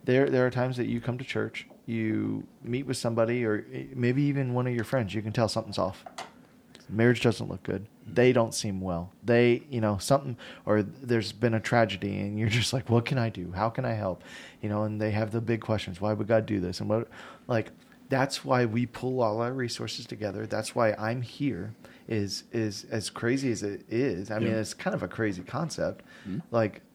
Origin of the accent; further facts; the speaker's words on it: South Florida, United States; moved away as an adult; now in Omaha, United States; Growing up in South Florida